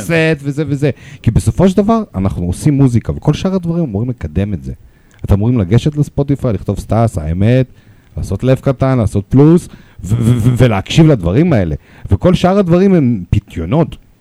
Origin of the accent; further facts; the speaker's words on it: Russia; accent: Russian; Hebrew is a second language; also born or lived in Moscow; now in Israel; יש לי מבטא